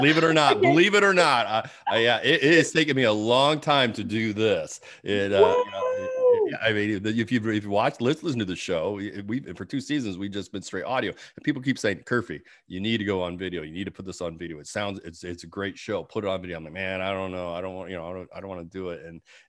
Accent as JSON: {"language": "English", "region": "Georgia", "country": "United States", "said": "That's the, where I call find the peach, because I'm from Georgia."}